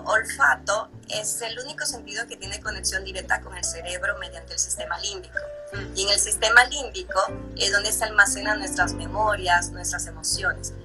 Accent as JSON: {"language": "Spanish", "country": "Dominican Republic", "moved": "as an adult", "lives_now": "Mexico", "said": "soy dominicana y vivo en México hace 10 años"}